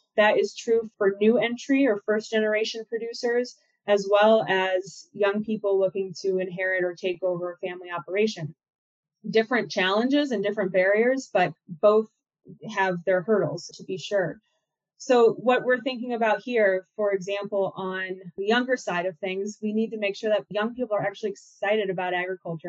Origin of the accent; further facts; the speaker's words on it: Minnesota, United States; moved away; also born or lived in Mankato, Minnesota / Walla Walla, Washington; I'm from Minnesota, both from the city, from Minneapolis, and from rural Minnesota down in Mankato.